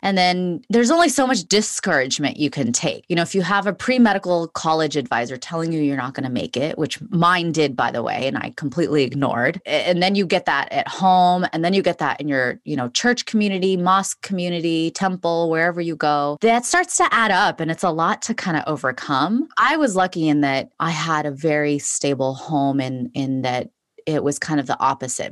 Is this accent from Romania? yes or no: no; Los Angeles, California, United States; I was born and raised in Los Angeles, California